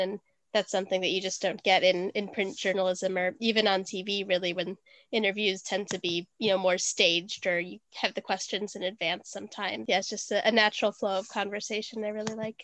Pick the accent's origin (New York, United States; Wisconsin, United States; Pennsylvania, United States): Wisconsin, United States; now in London, United Kingdom; I was born in Wisconsin, and now I live in London.